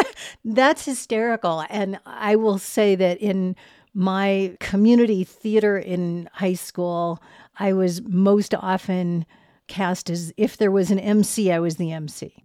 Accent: Boston, Massachusetts, United States; moved away as an adult; now in Denver, United States; I'm from Boston. And so until I moved here ten years ago

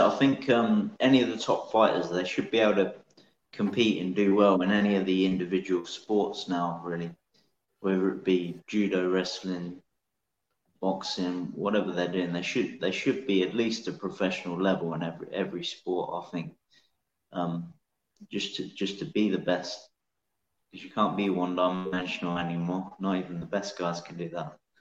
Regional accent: Northamptonshire, East Midlands, United Kingdom; moved away as an adult; now in Edinburgh, United Kingdom; I grew up in Northamptonshire

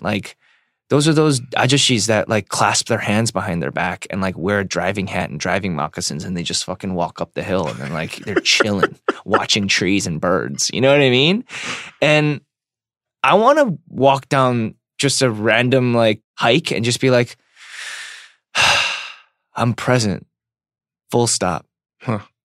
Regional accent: United States; I'm an American

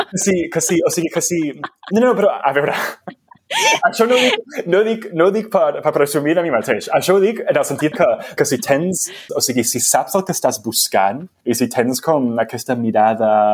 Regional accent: United States; first language English; Catalan is a second language; moved away; jo sóc dels Estats Units i, i se'm nota molt fàcilment i molt, molt òbviament amb el meu accent que la meva llengua materna és l'anglès.

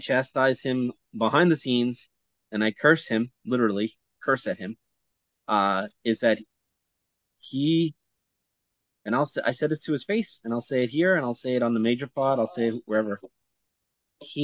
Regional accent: New York, United States; we're both from New York, and we just have that Brooklyn or Queens bond

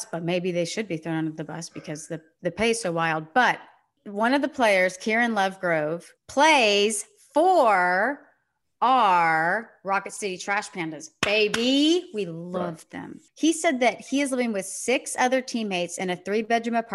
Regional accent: Sugar Land, Texas, United States; my hometown, the Sugarland Skeeters

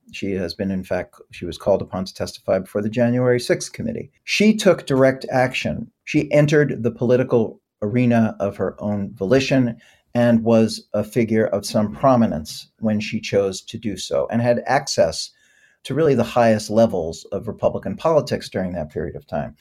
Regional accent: New York, United States; I'm from New York

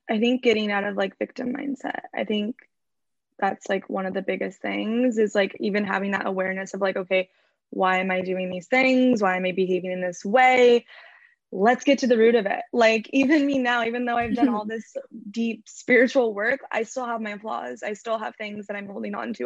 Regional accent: Orange County, California, United States; also born or lived in Los Angeles; I grew up in Orange County in California. Um, I'm currently living

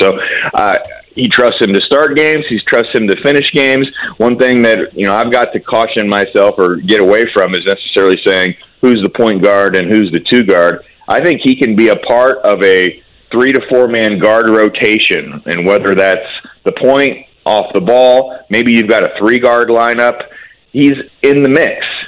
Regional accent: Peru, Indiana, United States; The best part of Peru was growing up, you were an hour and a half to Fort Wayne

